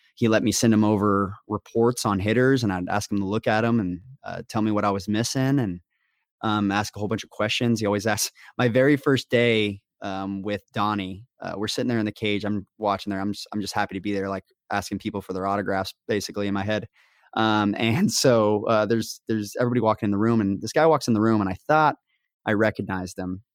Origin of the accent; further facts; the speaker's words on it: Las Vegas, Nevada, United States; moved away as an adult; also born or lived in Kansas; I was born and raised in Vegas